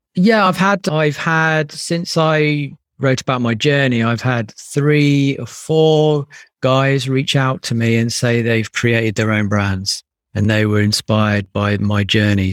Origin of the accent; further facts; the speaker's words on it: United Kingdom; being British